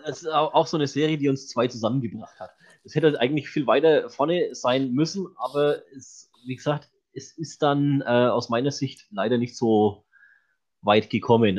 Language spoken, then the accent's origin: German; Franconia, Bavaria, Germany; ich bin Franke